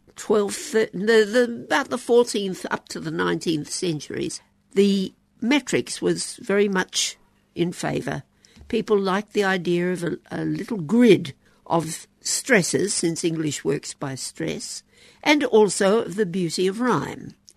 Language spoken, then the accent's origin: English; Queensland, Australia; in the Queensland school I went to and at the University of Queensland